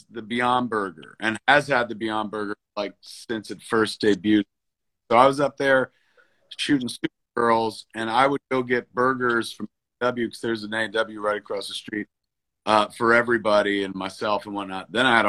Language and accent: English; New Jersey, United States; growing up in Jersey